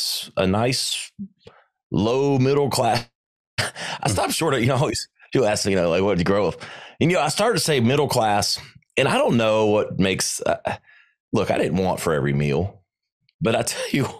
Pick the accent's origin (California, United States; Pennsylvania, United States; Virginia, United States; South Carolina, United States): South Carolina, United States; Greenville; also born or lived in New York; I'm a Carolina kid. I mean, I grew up in South Carolina. I was born at Greenville General Hospital.